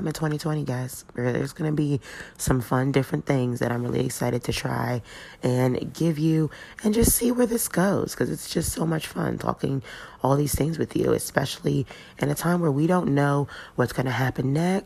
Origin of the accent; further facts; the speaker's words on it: Plano, Texas, United States; I did grow up in Dallas, in Plano specifically